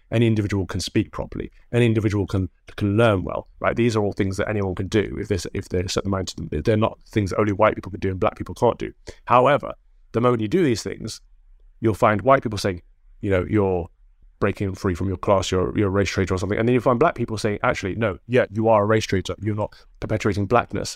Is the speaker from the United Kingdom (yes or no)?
yes; Mansfield, East Midlands, United Kingdom; Mansfield, where I grew up, it's, it's a fairly big town as far as towns go